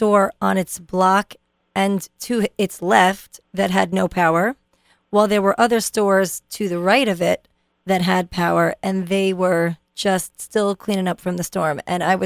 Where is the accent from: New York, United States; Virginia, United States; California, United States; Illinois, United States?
New York, United States; New York City; now in New Jersey, United States; I grew up in Brooklyn